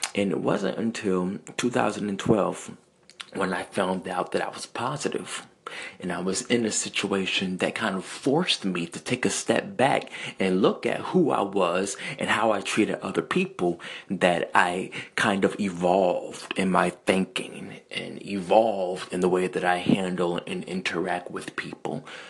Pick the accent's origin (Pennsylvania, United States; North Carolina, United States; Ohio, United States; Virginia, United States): Virginia, United States; Central; I am from Central Virginia